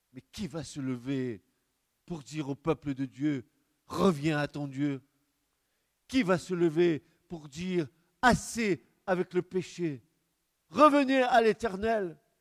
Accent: France; notre pays, notre beau pays de France

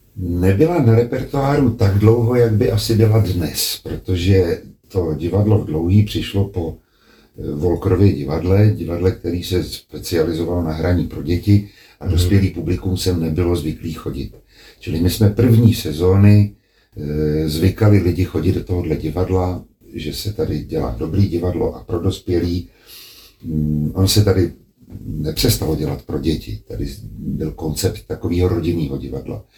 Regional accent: Hradec Králové, Hradec Králové Region, Czechia; moved away as an adult; also born or lived in Prague; Když se naši odstěhovali z Prahy do Hradce Králové a tam jsem vlastně vyrůstal až do třiadvaceti let

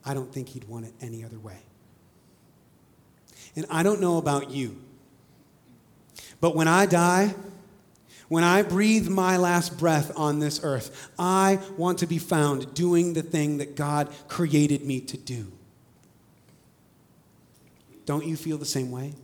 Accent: Indiana, United States; moved away; I am from Indiana and I do love Indiana

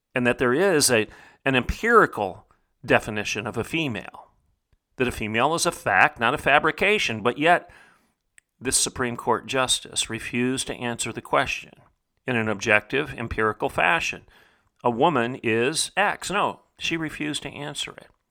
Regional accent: Bartlesville, Oklahoma, United States; my hometown, in the heartland of America, the reddest of red states, in Oklahoma

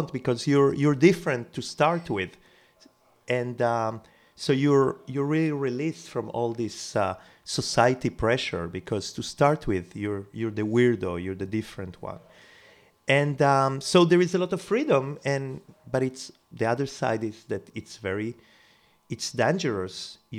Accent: Israel; moved away as an adult; also born or lived in Uruguay / Jerusalem / New York / Barcelona; I was born in South America, in Uruguay. Then I moved to Israel when I was 11.

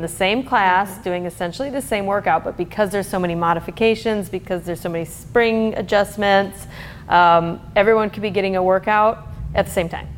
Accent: Michigan, United States; moved away as an adult; now in Bakersfield, United States; I was from Michigan, went to Michigan State University, and moved to Bakersfield right out of college

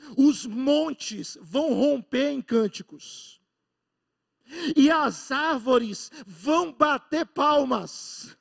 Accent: Brazil; sermos brasileiros, ou de grande parte de nós, talvez, ser nordestino, ser pernambucano

